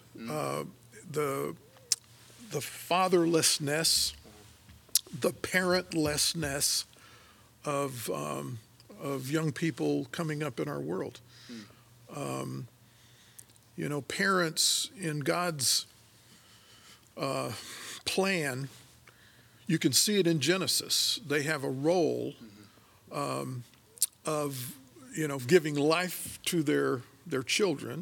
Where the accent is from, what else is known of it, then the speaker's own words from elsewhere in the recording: Michigan, United States; moved away as an adult; growing up in Michigan